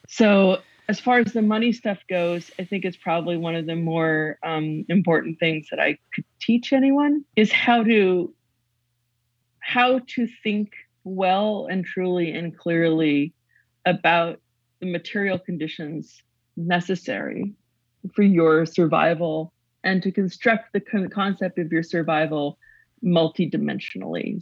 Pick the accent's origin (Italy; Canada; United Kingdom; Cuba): Canada; Western Canada; born or raised there